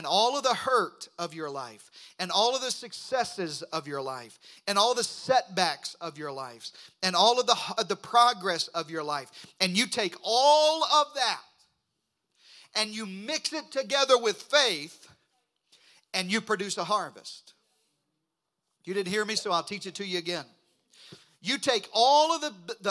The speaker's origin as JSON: {"language": "English", "region": "southeastern Arkansas", "country": "United States", "tie": "born or raised there", "moved": "yes", "said": "I grew up in the Delta of Arkansas. I grew up in eastern Arkansas, southeastern Arkansas"}